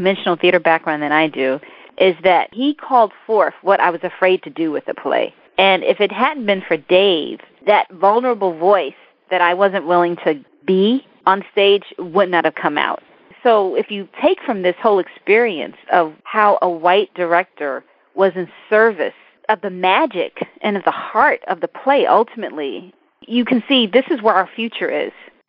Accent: Mississippi, United States; born there; I'm African American, and I was born in the Deep South. I was born in Mississippi.

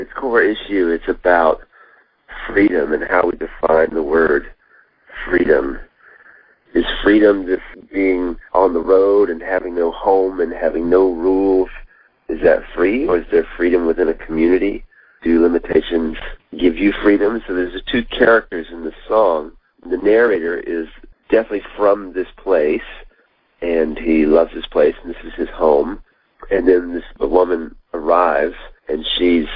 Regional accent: North Carolina, United States; I'm from North Cackalacky.

